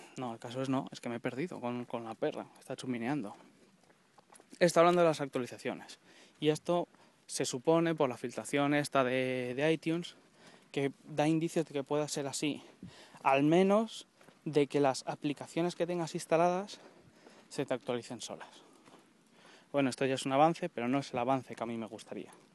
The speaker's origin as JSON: {"language": "Spanish", "town": "Colmenar Viejo", "region": "Community of Madrid", "country": "Spain", "said": "Estoy en Colmenar Viejo, Madrid"}